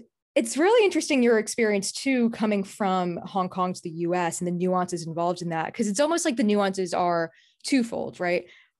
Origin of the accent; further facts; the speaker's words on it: United States; also born or lived in Singapore; I grew up in the US and then I went to a place where I'd say it's like a melting pot of cultures, right?